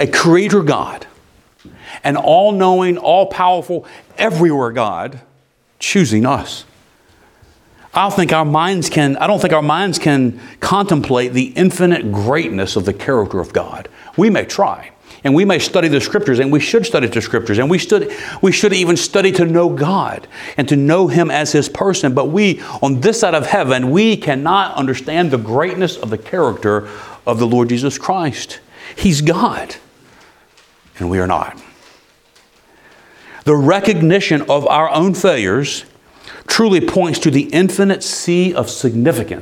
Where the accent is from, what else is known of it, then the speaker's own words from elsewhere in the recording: United States; as an American